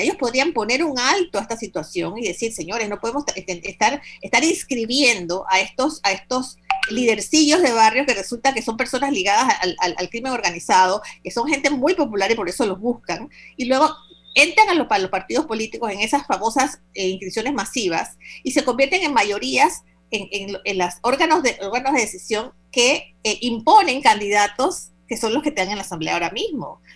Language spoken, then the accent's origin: Spanish; Panama; como ciudadanía, como panameños